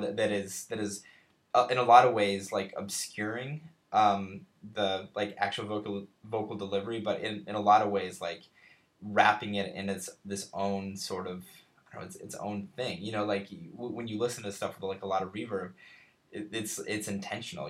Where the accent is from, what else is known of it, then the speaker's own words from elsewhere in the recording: Colorado, United States; now in Cincinnati, United States; I, I come from Colorado. I come from the West